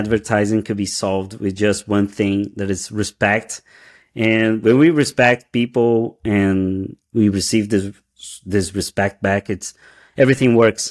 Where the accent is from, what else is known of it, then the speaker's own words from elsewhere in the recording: Brazil; English is a second language; moved away as an adult; also born or lived in São Paulo, Brazil; now in New York City, United States; we moved from Brazil. We just arrived in the US.